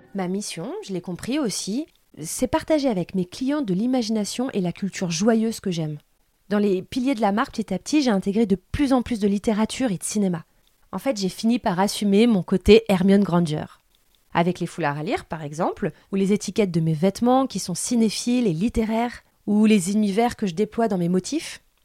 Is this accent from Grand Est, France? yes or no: no; Seine-et-Marne, Île-de-France, France; On vient du même coin de Seine-et-Marne